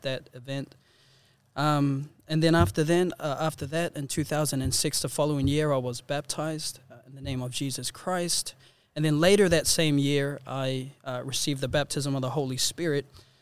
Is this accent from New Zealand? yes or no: yes; New Zealand; moved away as an adult; now in Sydney, Australia; I was born in Aotearoa, New Zealand